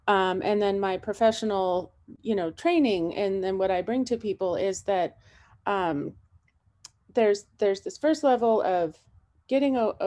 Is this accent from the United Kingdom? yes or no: no; California, United States; now in Montana, United States; I'm from California, where it's at will